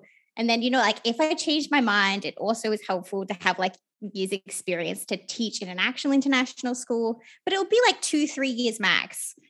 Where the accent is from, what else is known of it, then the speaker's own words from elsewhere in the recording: Australia; people don't know this, but there are so many opportunities in university to travel, particularly as an Australian.